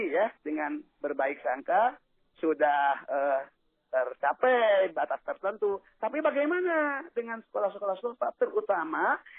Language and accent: Indonesian; West Java, Indonesia; Ini Jawa Barat terutama, saya orang Jawa Barat.